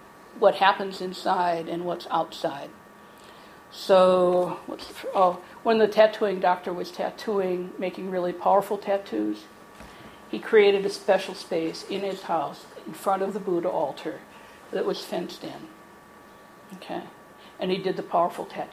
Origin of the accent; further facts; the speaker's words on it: United States; I'm an American